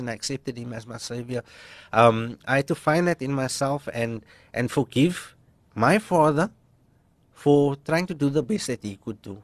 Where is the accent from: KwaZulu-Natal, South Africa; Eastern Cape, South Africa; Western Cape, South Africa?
Western Cape, South Africa; Cape Town; We grew up in Bridgetown